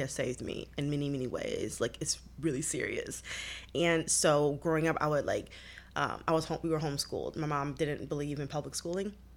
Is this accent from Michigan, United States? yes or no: yes; Detroit, Michigan, United States; I grew up in Detroit, born and raised